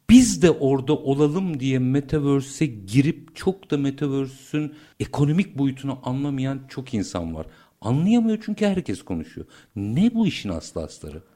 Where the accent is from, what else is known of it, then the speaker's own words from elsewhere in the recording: Turkey; biz Türk'üz